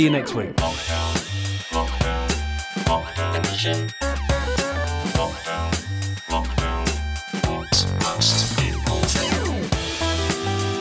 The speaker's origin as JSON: {"language": "English", "region": "London", "country": "United Kingdom", "said": "I'm South Londoners. I'm not a Cockney"}